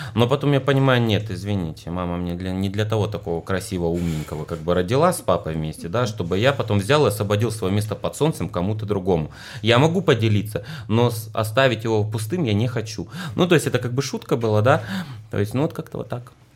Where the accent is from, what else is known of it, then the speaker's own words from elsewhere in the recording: Russia; я из России